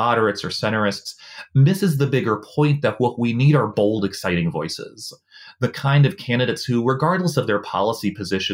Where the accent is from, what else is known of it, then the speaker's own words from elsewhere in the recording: Norfolk, Virginia, United States; now in Washington, D.C., United States; I grew up in a house in Norfolk